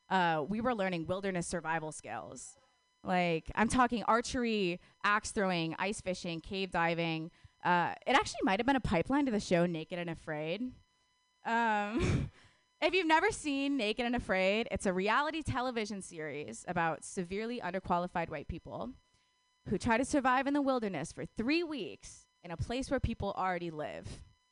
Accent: Wisconsin, United States; moved away; I'm from Wisconsin.

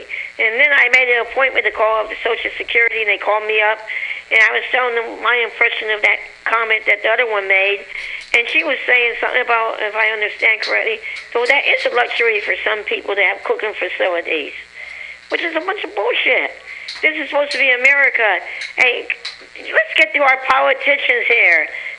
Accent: San Francisco, California, United States; Good old San Francisco.

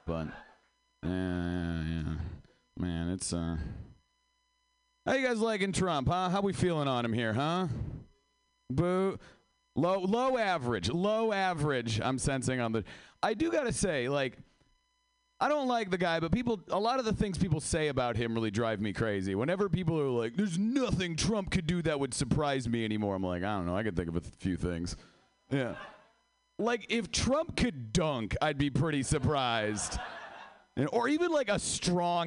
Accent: Seattle, Washington, United States; I am from Seattle

